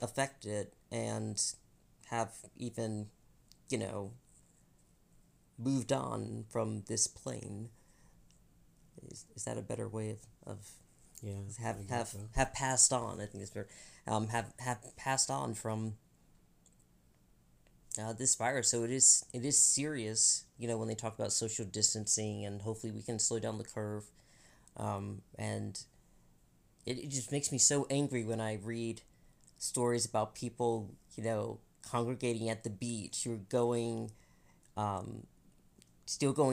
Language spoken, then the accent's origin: English; Albany, Georgia, United States; moved away; where I was born, my hometown, Albany, Georgia